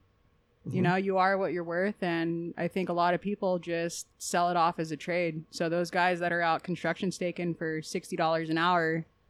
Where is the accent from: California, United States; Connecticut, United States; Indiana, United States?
California, United States; Southern; I'm from Southern California